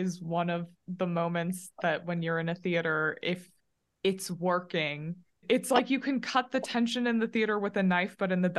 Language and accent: English; Utah, United States; I grew up in Utah